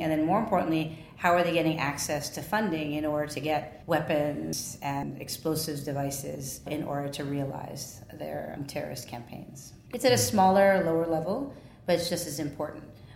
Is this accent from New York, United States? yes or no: yes; New York, United States; I'm a New Yorker